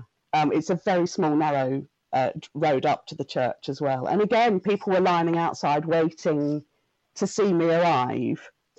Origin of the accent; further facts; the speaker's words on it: Suffolk, East of England, United Kingdom; I come from Suffolk, little tiny village in rural Suffolk.